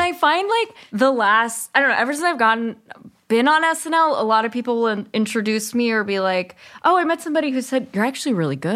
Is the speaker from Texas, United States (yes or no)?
no; Berkeley, California, United States; also born or lived in East Bay, California; I grew up in Berkeley